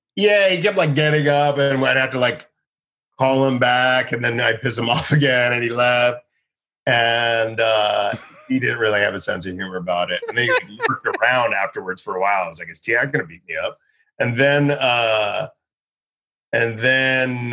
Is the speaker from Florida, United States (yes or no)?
yes; Boca Raton, Florida, United States; also born or lived in Boston; I'm from Boca Raton, Florida